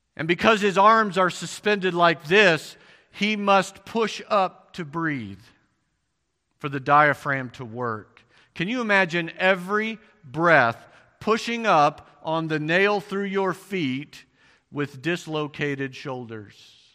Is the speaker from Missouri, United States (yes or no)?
yes; Missouri, United States; I'm from Missouri.